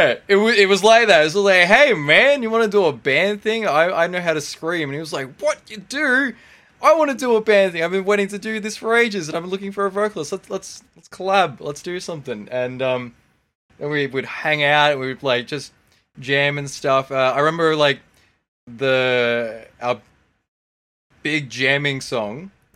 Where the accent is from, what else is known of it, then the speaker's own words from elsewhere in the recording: Victoria, Australia; because we were thinking, hey, we're from Victoria, right? That's the Garden State.